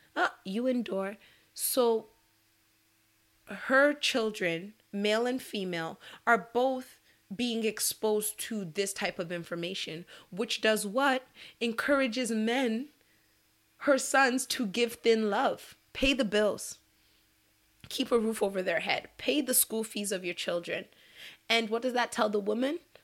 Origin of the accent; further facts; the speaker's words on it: Nigeria; as a Nigerian woman